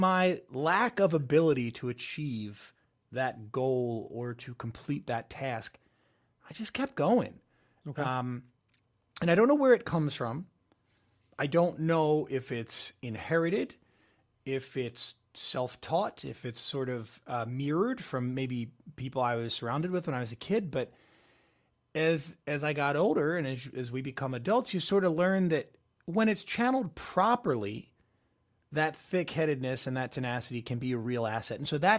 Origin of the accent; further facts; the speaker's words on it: West Chester, Pennsylvania, United States; I drove up 2 hours at the time. I was from Westchester, PA to New York City.